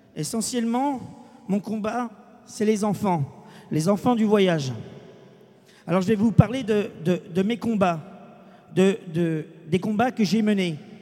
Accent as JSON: {"language": "French", "country": "France", "said": "nous sommes français, nous, gens du voyage"}